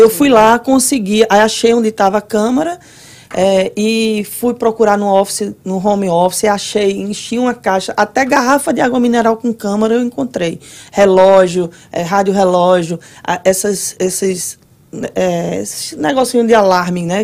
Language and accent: Portuguese; Recife, Pernambuco, Brazil; moved away as an adult; now in Orlando, United States; eu sou de Recife, né? Alguém já deve ter percebido meu sotaque é aí.